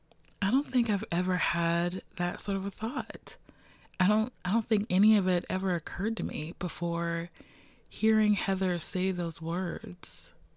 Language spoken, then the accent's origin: English; West Virginia, United States; also born or lived in Ohio; now in Baltimore, United States; Yeah, because I came from West Virginia. Before I was here, I lived in Ohio.